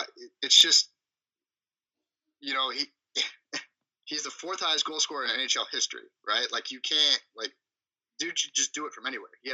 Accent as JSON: {"language": "English", "town": "Buffalo", "region": "New York", "country": "United States", "said": "I'm from Buffalo"}